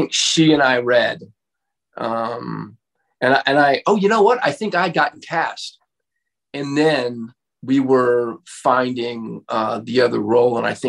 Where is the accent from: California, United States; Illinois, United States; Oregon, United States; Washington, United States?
California, United States; Santa Monica; also born or lived in Venice, Los Angeles; I grew up in Santa Monica and Venice